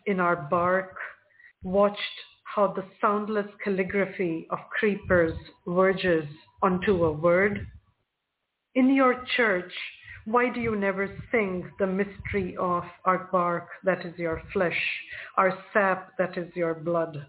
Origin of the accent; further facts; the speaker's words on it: India; also born or lived in Toronto; I'm from India and that I was born into a Hindu family